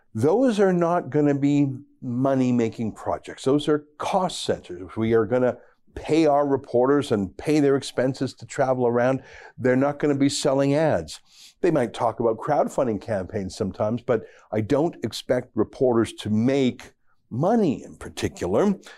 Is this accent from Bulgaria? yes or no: no; Canada; being a Canadian conservative